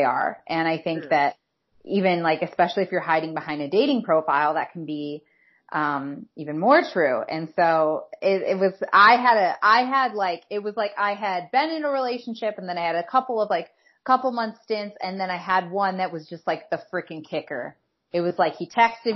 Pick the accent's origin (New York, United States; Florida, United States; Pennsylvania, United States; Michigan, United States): Michigan, United States; Detroit; I'm from Detroit